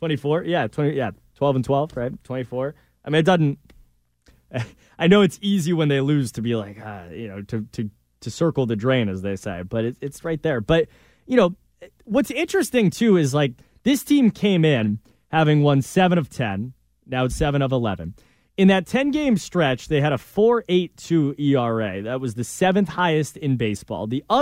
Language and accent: English; Connecticut, United States; You know, but I remember I'm from Connecticut.